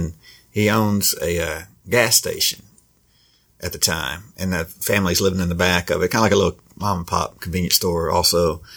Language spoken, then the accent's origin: English; Forrest City, Arkansas, United States; moved away; my hometown